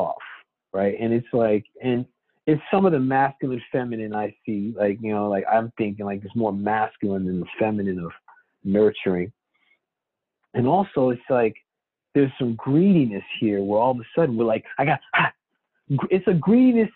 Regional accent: United States; my parents are from there. I'm American born. My sister and I are born here.

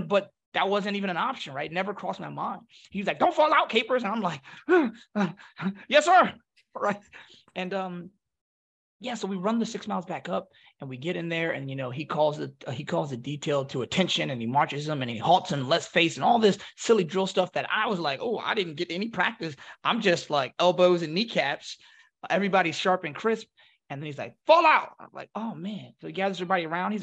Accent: Philadelphia, Pennsylvania, United States; I'm from Philly

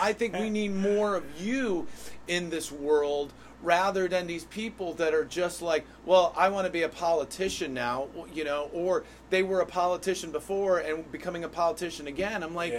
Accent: Hartford, Connecticut, United States; You're from Weathersfield, I'm from Hartford, but we're all Connecticut residents.

